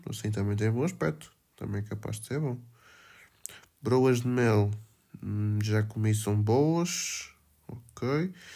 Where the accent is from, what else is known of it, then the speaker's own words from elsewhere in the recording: Felgueiras, Norte, Portugal; Cavacas de Margarido, pá. Da minha terra